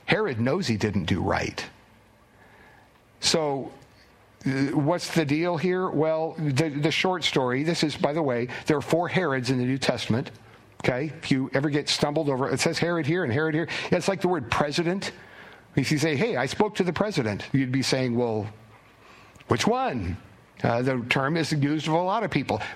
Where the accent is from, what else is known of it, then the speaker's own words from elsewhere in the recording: Gorst, Washington, United States; was raised over in Kitsap County